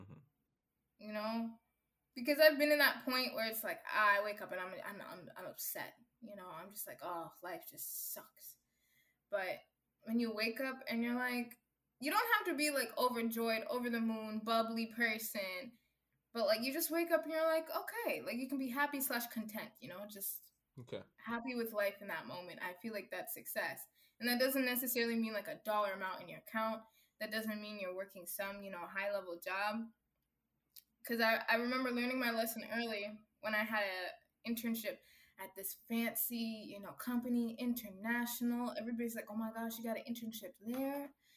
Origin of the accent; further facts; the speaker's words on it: Kenya; now in United States; I'm proud of where I come from. I'm proud of who I am. Yes, I'm Kenyan American. You know, like some people make me feel bad of like, oh, you're African. I'm like, no, I'm happy to be Kenyan.